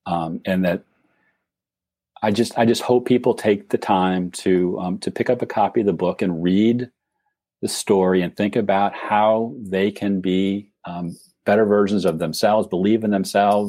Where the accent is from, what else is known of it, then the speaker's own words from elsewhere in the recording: Cleveland, Ohio, United States; now in Virginia, United States; I was born and raised in Cleveland